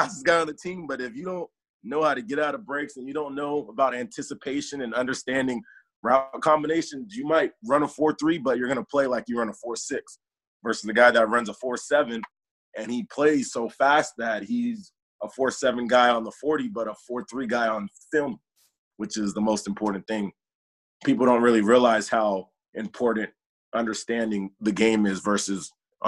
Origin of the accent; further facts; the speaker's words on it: Chino, California, United States; Grew up in Chino, California